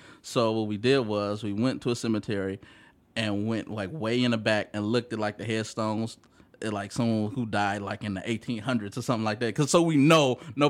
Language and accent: English; Bellwood, Illinois, United States; I'm from Bellwood suburbs.